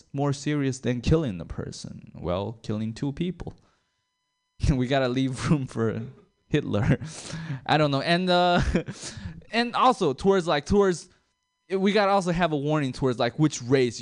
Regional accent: China; now in Sacramento, United States; I'm a foreigner. I'm from China

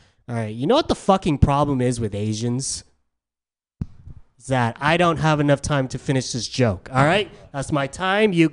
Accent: San Diego, California, United States; moved away as an adult; now in San Francisco, United States; I'm from San Diego. San Diego's a bit more conservative than San Francisco. I was called weird a lot growing up

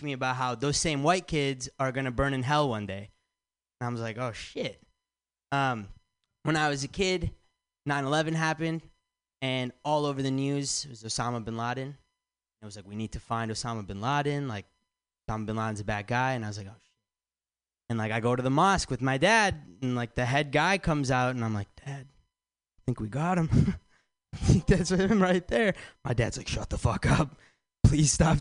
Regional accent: Michigan, United States; now in San Francisco, United States; I'm from Michigan

